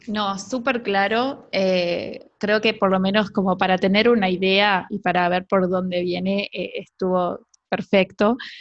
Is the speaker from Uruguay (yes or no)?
yes; Uruguay; una perrita que yo tuve toda mi adolescencia acá en Uruguay